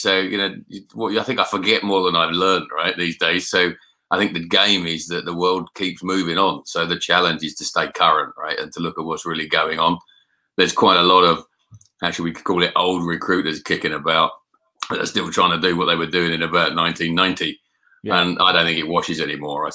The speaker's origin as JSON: {"language": "English", "region": "London", "country": "United Kingdom", "tie": "born or raised there", "also_born_or_lived": "Scotland / Yorkshire", "moved": "as an adult", "said": "I was born in South East London."}